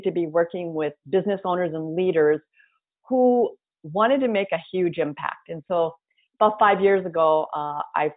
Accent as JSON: {"language": "English", "region": "North Dakota", "country": "United States", "tie": "born or raised there", "also_born_or_lived": "Twin Cities, Minnesota", "moved": "as an adult", "said": "Grew up in North Dakota, went to grad school, got my MBA in marketing"}